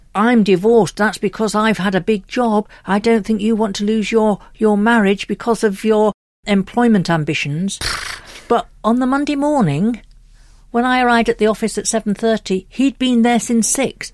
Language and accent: English; United Kingdom; We're very British